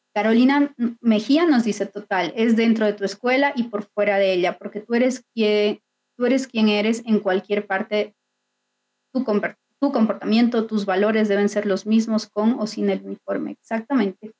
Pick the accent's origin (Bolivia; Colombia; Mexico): Bolivia